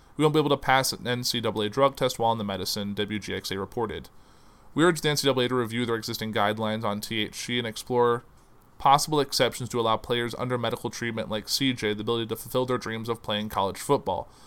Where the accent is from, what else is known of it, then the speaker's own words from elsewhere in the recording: Danville, Illinois, United States; I grew up in Danville, Illinois